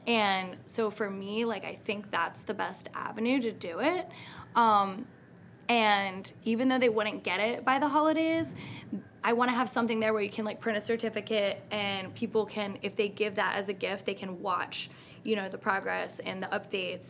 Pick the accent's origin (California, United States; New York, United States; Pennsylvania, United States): Pennsylvania, United States; Philadelphia; Philadelphia because it's my hometown.